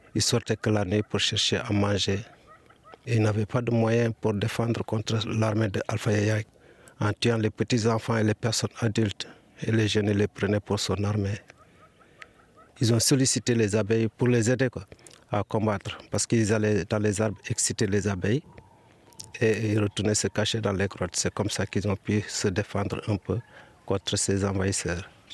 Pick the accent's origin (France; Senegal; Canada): Senegal; Ethiouar, Kédougou; also born or lived in Indar; on arrive au village de Etuar, c'est mon village natal